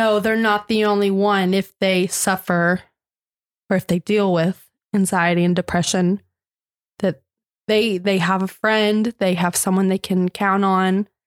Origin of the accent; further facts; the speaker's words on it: Augusta, Georgia, United States; I was born and raised in Augusta, Georgia